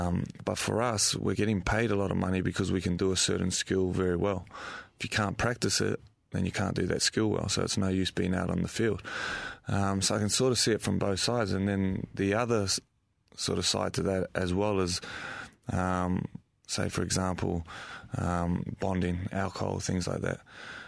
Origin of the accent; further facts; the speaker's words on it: Brisbane, Queensland, Australia; I come from Brisbane and Queensland, and like some of the facilities that we have there are very old and dated.